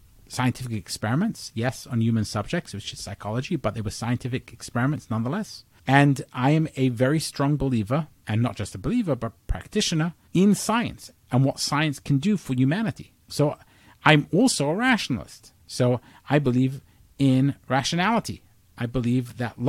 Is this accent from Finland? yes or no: no; England, United Kingdom; now in United States; although I was born in England, I'm an American citizen